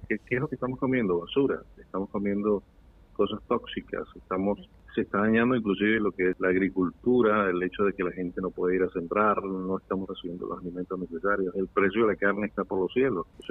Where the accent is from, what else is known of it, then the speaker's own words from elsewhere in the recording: Venezuela; now in New York, United States; somos más venezolanos en el exterior